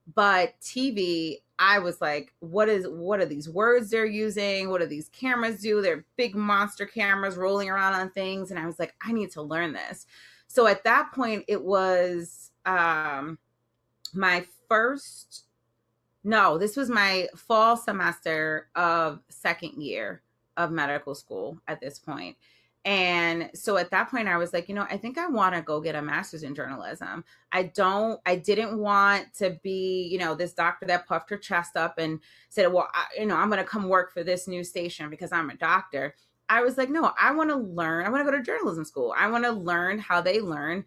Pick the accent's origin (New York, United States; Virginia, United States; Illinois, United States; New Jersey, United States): New Jersey, United States; Jersey City; I grew up in Jersey City, which is right across from Manhattan